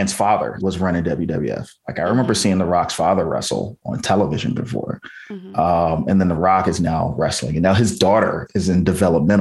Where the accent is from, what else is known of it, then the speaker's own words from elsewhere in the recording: Virginia, United States; I grew up in Virginia